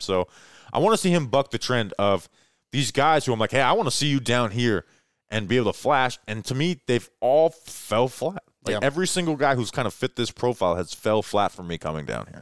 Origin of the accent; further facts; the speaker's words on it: Florida, United States; also born or lived in Brevard County, Florida; I'm from Florida